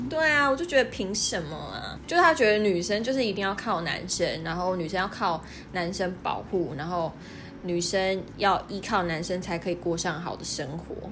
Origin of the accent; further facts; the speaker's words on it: near Kenting, Pingtung County, Taiwan; first language Taiwanese Hokkien; Chinese is a second language; 我来自李垦丁很近的地方嘛， 然后我小时候就是非常常去垦丁